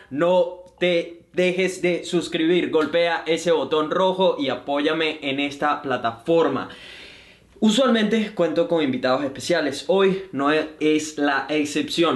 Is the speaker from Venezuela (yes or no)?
yes; Venezuela; now in Brisbane, Australia; soy un venezolano que vive en Brisbane, Australia